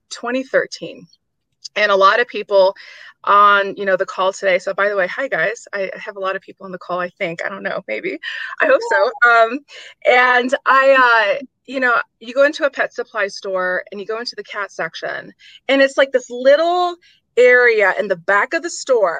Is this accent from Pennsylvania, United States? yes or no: no; Detroit, Michigan, United States; moved away as an adult; also born or lived in Houston, Texas; I'm from Detroit